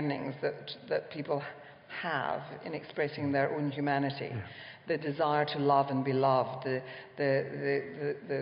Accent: Ireland; I'm Irish

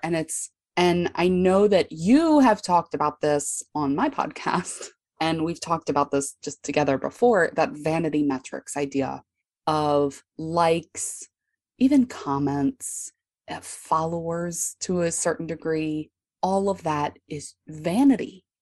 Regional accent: Baltimore, Maryland, United States; I'm from Baltimore, Maryland

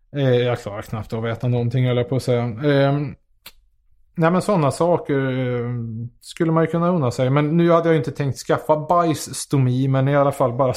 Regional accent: Karlstad, Värmland, Sweden; jag är från Karlstad

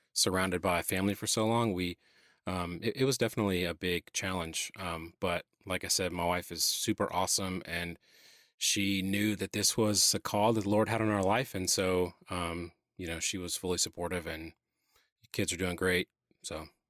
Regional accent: Atlanta, Georgia, United States; moved away as an adult; now in South Carolina, United States; Born and raised in Atlanta. This is the only other place I've ever lived

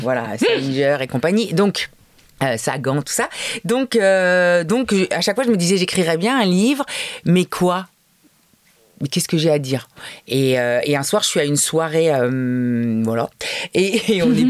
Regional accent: Paris, Île-de-France, France; j'ai grandi à Paris tout le temps

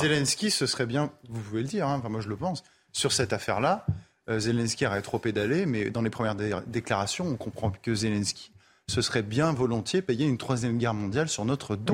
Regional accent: Paris, Île-de-France, France; je suis parisien

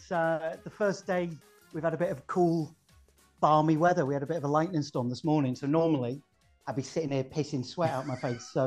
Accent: Saudi Arabia; born in '83. Um, grew up with uh, lots of Saturday morning TV. As I said, I grew up in Saudi, so I had a, a big American cultural influence on my childhood as well.

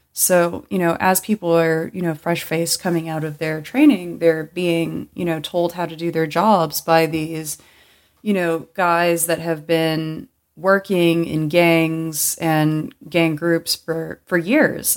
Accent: Los Angeles County, California, United States; I grew up in Los Angeles County, and growing up here

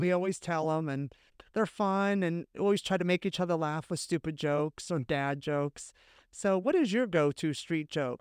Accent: California, United States; I'm from California

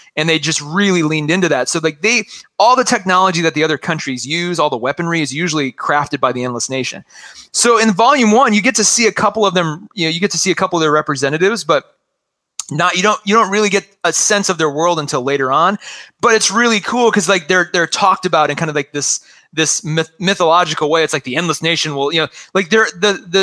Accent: Western South Dakota, United States; I grew up in Western South Dakota

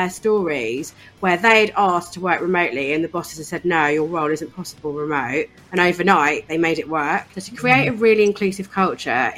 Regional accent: East Anglia, East of England, United Kingdom; I grew up in East Anglia, in a really small town on the coast in East Anglia.

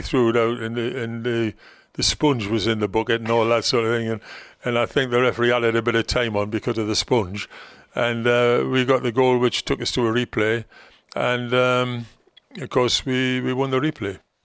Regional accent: Gateshead, North East England, United Kingdom; Gateshead, my hometown team

